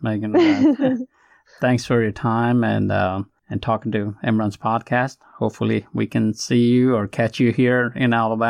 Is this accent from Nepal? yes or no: yes; Nepal; Nepal. That's my home country.